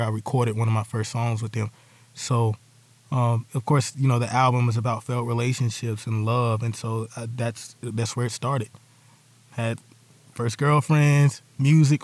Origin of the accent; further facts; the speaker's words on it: Charlotte, North Carolina, United States; I'm from Bates Ford, and we grew up on that street. That street is called St. Luke